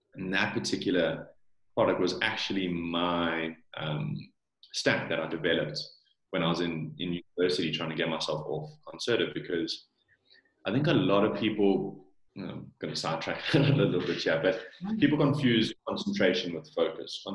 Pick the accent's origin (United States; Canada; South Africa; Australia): South Africa; accent: South African; Born and bred in South Africa. Parents are from from Holland, um, but I've lived here my whole life